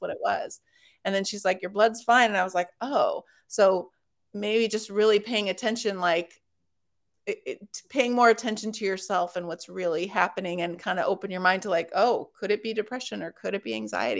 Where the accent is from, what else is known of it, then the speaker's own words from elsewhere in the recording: Los Angeles, California, United States; moved away; I'm from Los Angeles originally